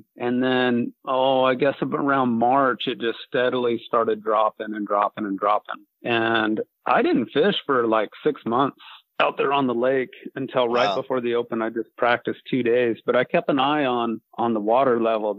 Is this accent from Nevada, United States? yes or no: yes; Boulder City, Nevada, United States; I was born and raised in Boulder City, Nevada